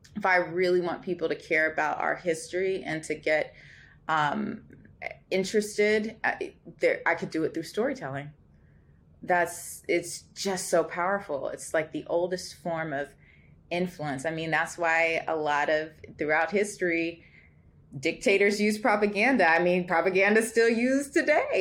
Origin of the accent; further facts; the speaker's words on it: Los Angeles, California, United States; I am from Los Angeles